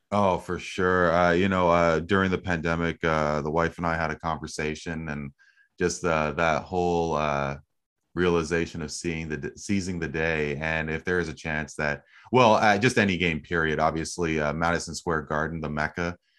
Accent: Canada; as a Canadian

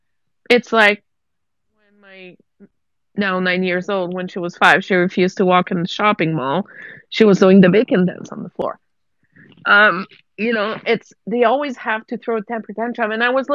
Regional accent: Quebec, Canada; moved away as an adult; now in Alberta, Canada; I'm from Quebec. Everybody knows I'm from Quebec. I've been living in Alberta for 15 years.

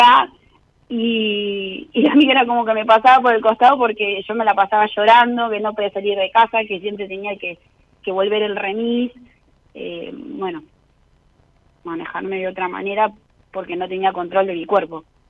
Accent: Mar del Plata, Buenos Aires Province, Argentina; yo soy marplatense

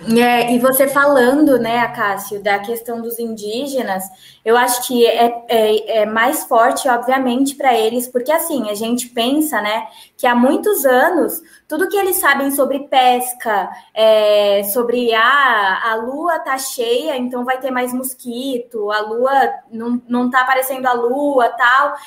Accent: São Paulo, Brazil; eu tenho família no interior de Minas Gerais e eu cresci em São Paulo capital.

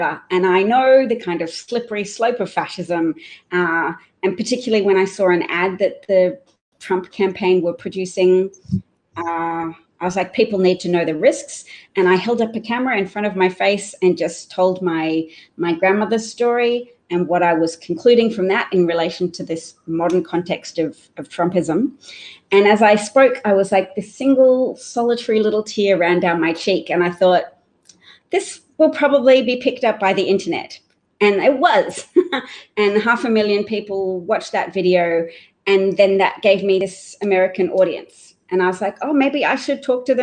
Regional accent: Australia; moved away as an adult; now in United States; I am from Australia. I lived in Australia until fairly recently.

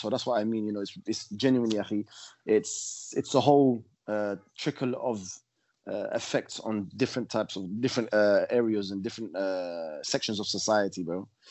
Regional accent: London, United Kingdom; also born or lived in Morocco (ancestry); grew up uh, in uh, northwest London

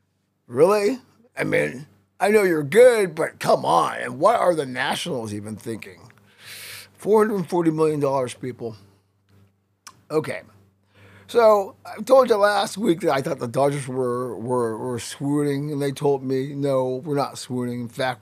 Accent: Missouri, United States; I am from Missouri, the show me state.

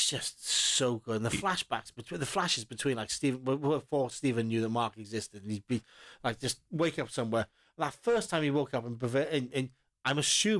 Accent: Porthcawl, Wales, United Kingdom; growing up in Porthcawl

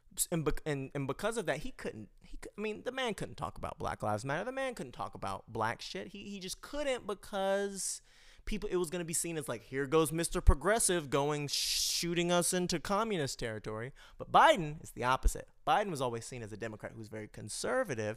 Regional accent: United States; I'm American, we in America

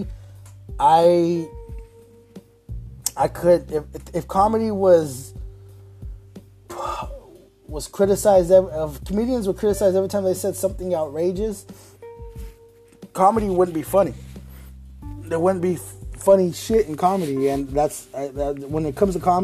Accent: Phoenix, Arizona, United States; I come from Phoenix

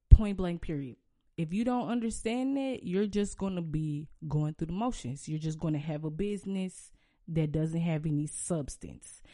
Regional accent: St. Louis, Missouri, United States; I can really rep my city and be like, "I'm from Saint Louis,"

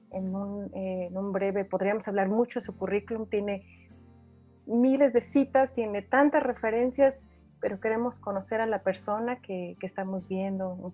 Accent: Mexico; para mi compañera Avi Jiménez y, y para mí en lo personal como mexicanas, como científicas

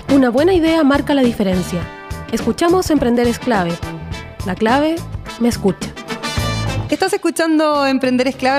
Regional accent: Osorno, Los Lagos, Chile; yo que soy nacida y criada en Osorno

